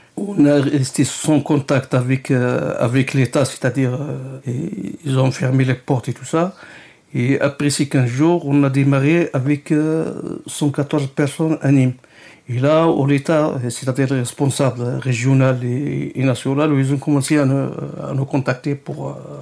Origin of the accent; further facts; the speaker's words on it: Morocco; moved away as an adult; now in France; j'ai quitté le Maroc pendant, c'est-à-dire, une dizaine d'années